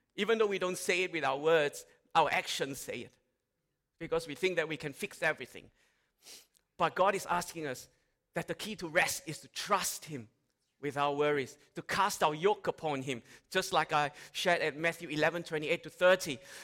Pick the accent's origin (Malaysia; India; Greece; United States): Malaysia; now in Australia; I grew up in Malaysia